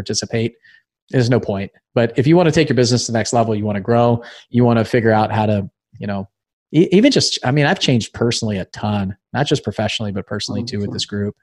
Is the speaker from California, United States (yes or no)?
yes; Thousand Oaks, California, United States; I grew up in Thousand Oaks, just outside